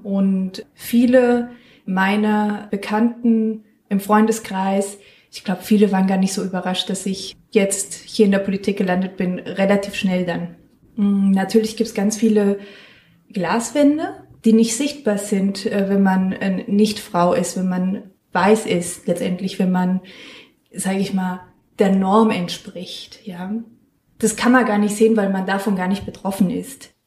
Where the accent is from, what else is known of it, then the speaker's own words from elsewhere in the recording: San Miguel de Allende, Guanajuato, Mexico; now in Mainz, Germany; Ich komme aus San Miguel de Allende das ist eine Stadt in Mexiko